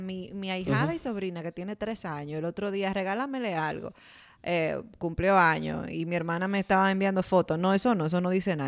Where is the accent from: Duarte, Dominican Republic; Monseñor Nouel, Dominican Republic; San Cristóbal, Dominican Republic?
Duarte, Dominican Republic; San Francisco de Macorís; Cuando yo tenía como 15 años, yo pasé en mi pueblo, San Francisco de Macorís